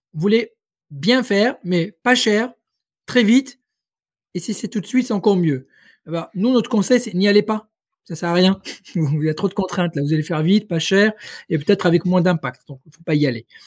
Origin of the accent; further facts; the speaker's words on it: Rabat, Rabat-Salé-Kénitra, Morocco; moved away as an adult; also born or lived in Paris; originaire du Maroc. J'ai passé toute mon enfance, mon adolescence à Rabat